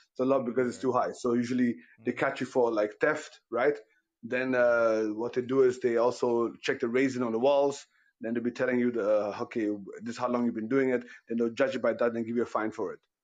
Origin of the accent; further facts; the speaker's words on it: Ghana; I'm Ghanaian also